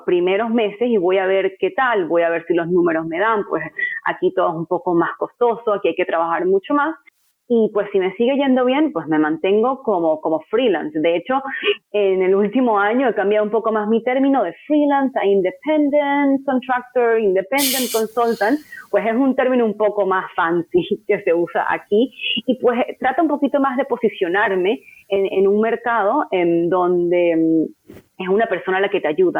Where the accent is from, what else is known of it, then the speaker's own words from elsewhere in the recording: Venezuela; moved away; por ser venezolana latina